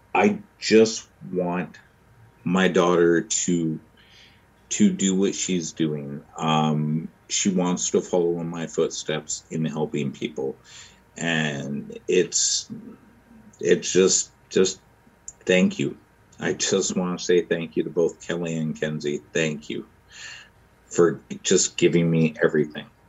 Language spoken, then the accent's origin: English; Vancouver, British Columbia, Canada; now in Winnipeg, Canada; I live in Winnipeg now. I'm originally from Vancouver. Um, where to begin? I I grew up in the foster system in the mid 80s and early 90s in BC